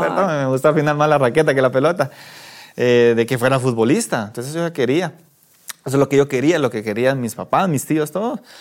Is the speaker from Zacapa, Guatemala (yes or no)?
yes; La Unión, Zacapa, Guatemala; now in Guatemala City, Guatemala; Yo soy de la Unión Zacapa